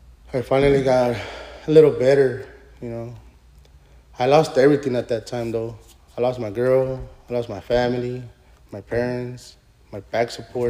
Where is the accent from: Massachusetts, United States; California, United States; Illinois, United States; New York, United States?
California, United States; Los Angeles; I grew up in East LA.